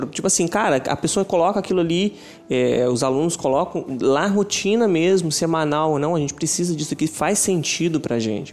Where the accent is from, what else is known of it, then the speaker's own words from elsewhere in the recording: São Pedro da Aldeia, Rio de Janeiro, Brazil; A gente é de São Pedro da Aldeia, estado do Rio de Janeiro, interior do Rio